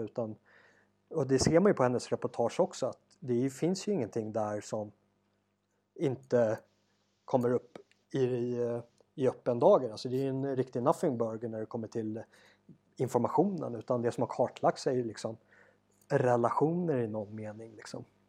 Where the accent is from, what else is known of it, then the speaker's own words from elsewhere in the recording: Sweden; now in South Africa; hemma i Sverige